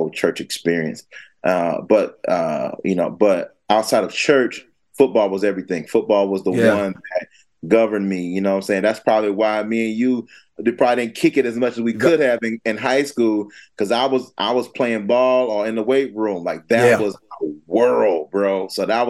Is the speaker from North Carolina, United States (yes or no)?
yes; Fayetteville, North Carolina, United States; I'm from Fayetteville, North Carolina, man, born and raised.